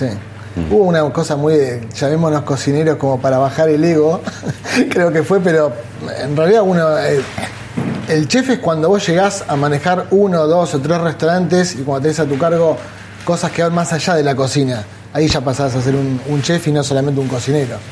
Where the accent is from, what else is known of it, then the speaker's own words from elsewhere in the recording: Bahía Blanca, Buenos Aires Province, Argentina; moved away as an adult; yo soy de Bahía Blanca. Me vine acá a los 18 años.